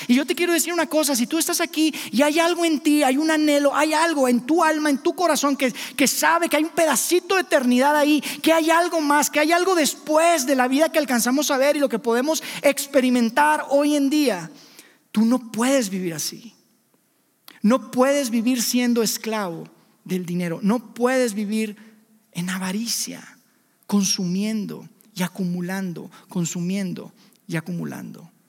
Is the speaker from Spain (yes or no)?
no; Mexico; Somos libres, somos mexicanos independientes